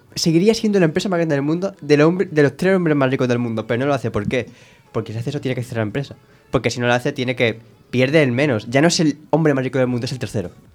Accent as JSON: {"language": "Spanish", "country": "Spain", "said": "somos europeos, mediterráneos, de España"}